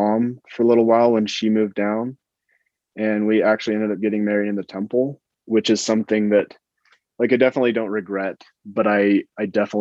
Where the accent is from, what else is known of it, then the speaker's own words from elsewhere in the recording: Utah, United States; I grew up in Utah